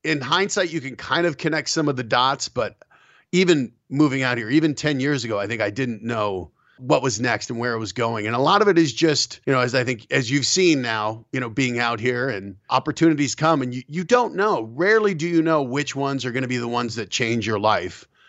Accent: Colorado, United States; also born or lived in New York; I grew up in Colorado

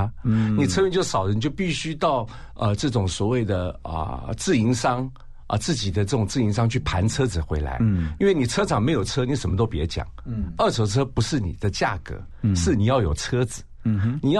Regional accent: Taiwan; 从小在眷村长大嘛

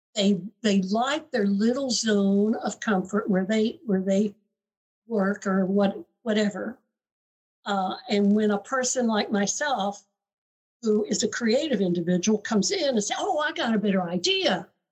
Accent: the South, United States; I grew up in the South, so I went to University of Florida

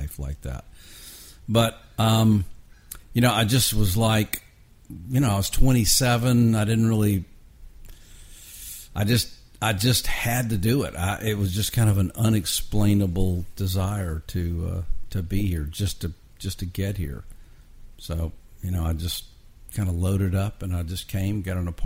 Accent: Atlanta, Georgia, United States; also born or lived in Texas; now in Nashville, United States; I grew up in Atlanta

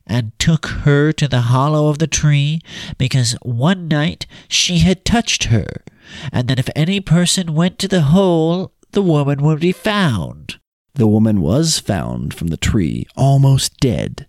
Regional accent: Utah, United States; we're from Utah

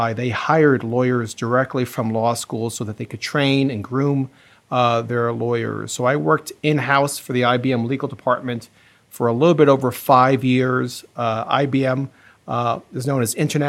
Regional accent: New York City suburbs, United States; moved away as an adult; also born or lived in Chicago area, Illinois; now in Chicago, United States; I was born in New York City and grew up in the New York City suburbs

